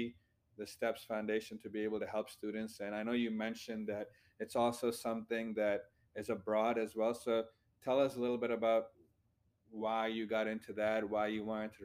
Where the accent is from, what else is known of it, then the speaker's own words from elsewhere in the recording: India; now in United States; coming from a different country, I was born in India